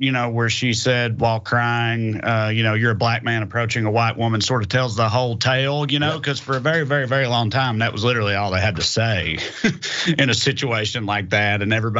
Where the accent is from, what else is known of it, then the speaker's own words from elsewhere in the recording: Tennessee, United States; I'm from Tennessee